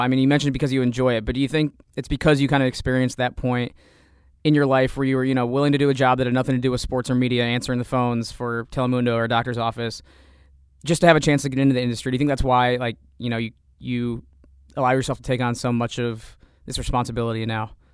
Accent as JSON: {"language": "English", "town": "Savoy", "region": "Illinois", "country": "United States", "tie": "born or raised there", "also_born_or_lived": "Champaign, Illinois", "said": "I'm from Champaign, but the, technically my address is in Savoy"}